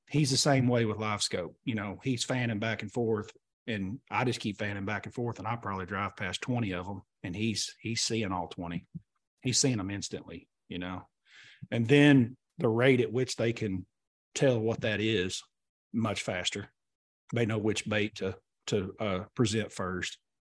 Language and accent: English; Oklahoma, United States; we grew up here in Oklahoma together